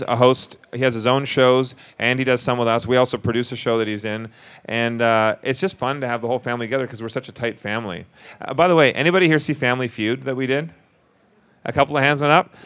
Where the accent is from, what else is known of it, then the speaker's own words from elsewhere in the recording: Vancouver, British Columbia, Canada; moved away as an adult; now in Las Vegas, United States; We're from Vancouver originally, so we are Canadian, but we shoot more in the U.S. than we do in Canada